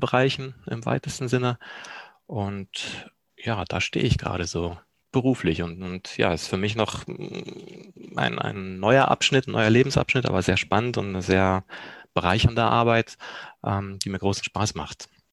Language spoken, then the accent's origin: German; Germany; also born or lived in Poland; gebürtig komme ich auch aus Polen, bin aber im zarten Alter von vier Jahren nach Deutschland gekommen